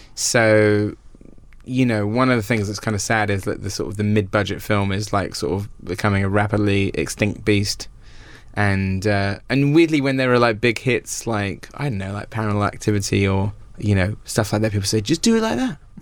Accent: Wells, South West England, United Kingdom; obviously it's my hometown

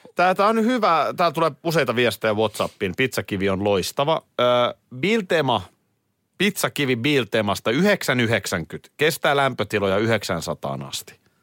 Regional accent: Nurmijärvi, Uusimaa, Finland; Mä oon Nurmijärveltä.

